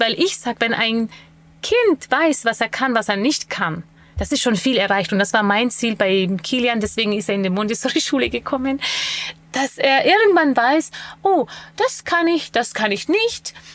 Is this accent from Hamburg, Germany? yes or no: no; Bamberg area, Bavaria, Germany; ich komme ja aus der Gegend Bamberg